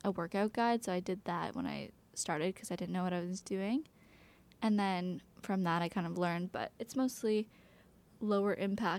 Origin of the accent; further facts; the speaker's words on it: Toronto, Ontario, Canada; we grew up there also